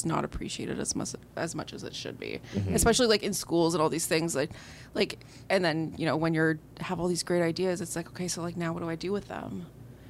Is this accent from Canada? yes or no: yes; Timmins, Ontario, Canada; I'm from Timmins